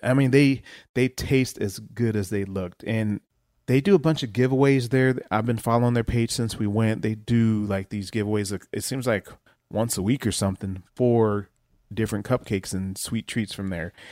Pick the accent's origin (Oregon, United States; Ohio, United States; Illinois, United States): Ohio, United States; now in Omaha, United States; I'm from Ohio